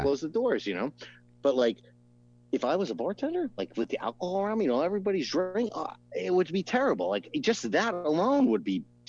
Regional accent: New Jersey, United States; also born or lived in San Francisco; in Jersey, where I grew up in North Jersey, pretty much it's all Jewish and all Italian

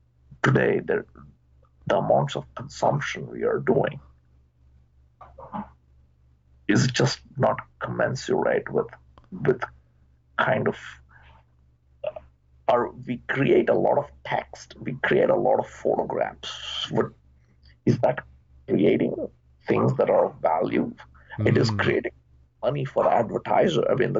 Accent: India; now in United States; When I moved 30 years ago from India to the US, we used to make a phone call only once a week

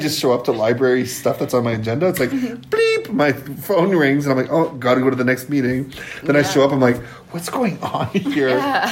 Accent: Bellevue, Saskatchewan, Canada; And I'm Métis from Batoche area, Bellevue area. So this little French village near Batoche named Bellevue.

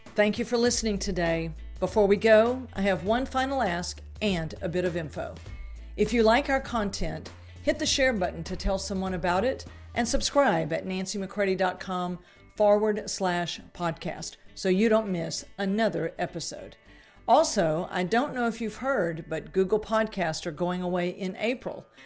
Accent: South Louisiana, United States; because I was raised in Louisiana, uh, that, and more South Louisiana than North

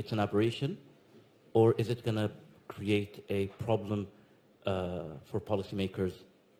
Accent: Saudi Arabia; moved away; I'm from Saudi Arabia

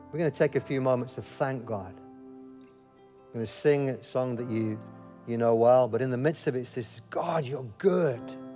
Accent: Yorkshire and the Humber, United Kingdom; as a Yorkshireman.

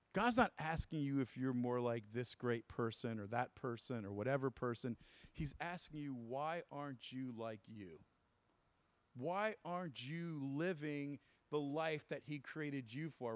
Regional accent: New Jersey, United States; I'm from Jersey

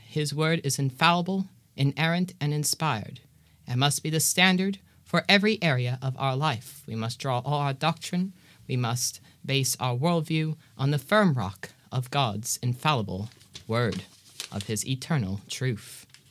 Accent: Georgia, United States; I am from Georgia and presently in Cape Town, South Africa

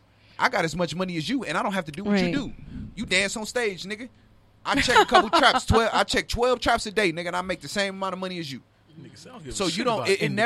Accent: Compton, California, United States; But what I'm saying is I'm from Compton.

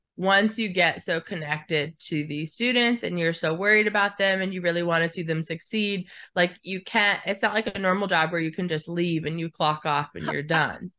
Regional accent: Alaska, United States; born or raised there

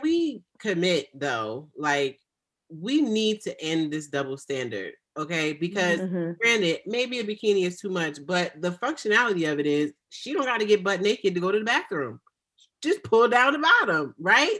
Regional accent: United States; I am African American

